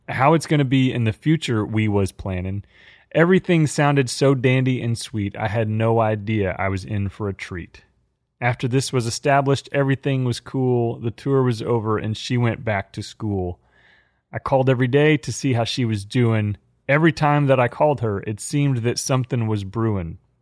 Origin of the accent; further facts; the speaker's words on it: Dallas Fort Worth area, Texas, United States; growing up in the Dallas Fort Worth area in a family of die-hard Cowboys fans